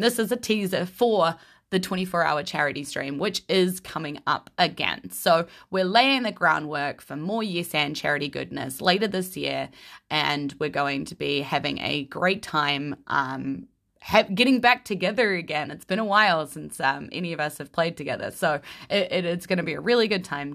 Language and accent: English; New Zealand; as a New Zealander